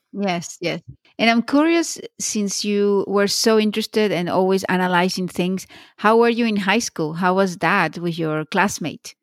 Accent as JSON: {"language": "English", "country": "Venezuela", "tie": "born or raised there", "moved": "as an adult", "said": "I grew up in Venezuela, and when I finished high school, I went straight to study law"}